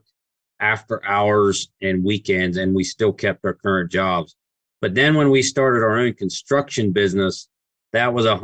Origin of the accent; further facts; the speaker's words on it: Pittsburgh, Pennsylvania, United States; also born or lived in Lancaster, Pennsylvania; we got raised in closer to Pittsburgh